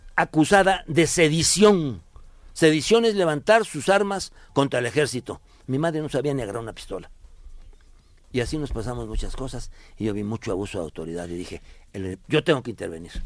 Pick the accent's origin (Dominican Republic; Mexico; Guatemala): Mexico; Veracruz; also born or lived in Tierra Blanca, Veracruz; en Tierra Blanca, Veracruz, donde yo nací